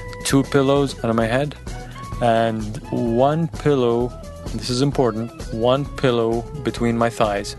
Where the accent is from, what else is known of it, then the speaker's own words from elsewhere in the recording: Saudi Arabia; now in Scottsdale, United States; I am originally from Saudi Arabia, but I currently live in Scottsdale, Arizona.